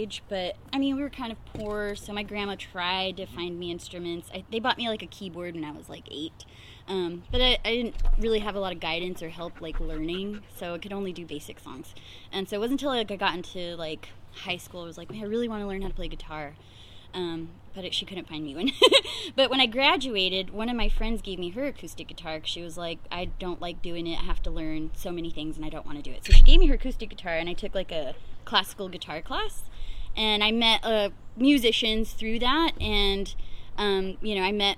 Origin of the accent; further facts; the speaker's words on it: Fresno, California, United States; also born or lived in Clovis; I am a born and raised Fresnan. I grew up in the Butler Park area